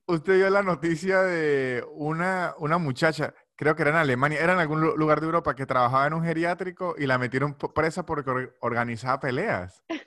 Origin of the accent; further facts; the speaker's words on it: San Cristóbal, Táchira, Venezuela; soy de San Cristóbal